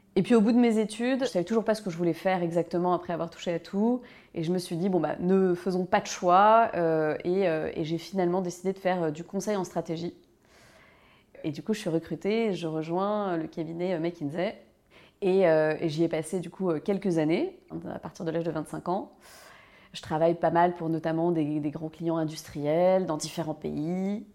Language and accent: French; Malakoff, Île-de-France, France; J'ai grandi euh, à Malakoff, dans le, sud de Paris